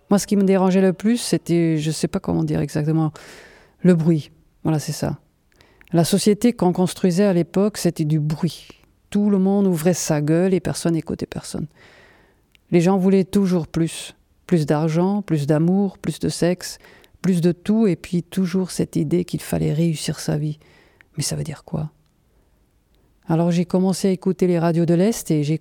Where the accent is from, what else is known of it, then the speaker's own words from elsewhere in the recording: Mödlareuth, Thuringia, Germany; French is a second language; J'ai grandi à Meudlareuth, entre Berlin et Munich. Peut-être vous connaissez La moitié du village était en RDA et l'autre en RFA. Et moi, j'étais chez les méchants.